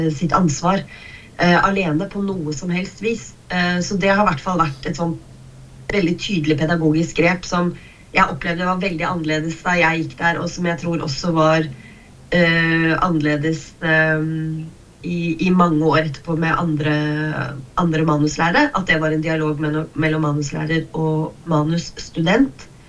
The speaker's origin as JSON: {"language": "Norwegian", "town": "Kongsvinger", "region": "Innlandet", "country": "Norway", "tie": "born or raised there", "said": "jeg har vokst opp på Kongsvinger"}